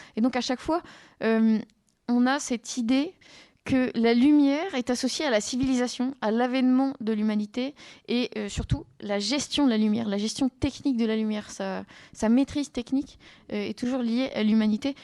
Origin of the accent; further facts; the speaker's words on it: southern France, France; moved away; je viens du sud de la France